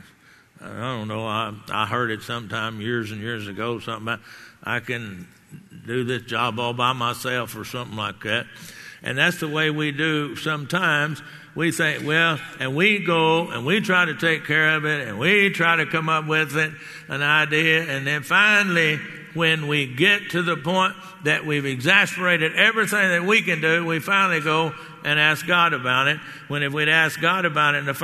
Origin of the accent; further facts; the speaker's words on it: Texas, United States; I'm a Texan